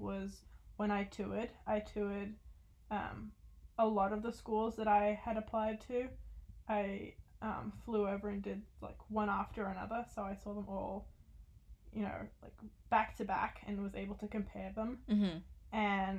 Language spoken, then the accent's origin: English; Australia; moved away as an adult; also born or lived in San Diego; I'm originally from Australia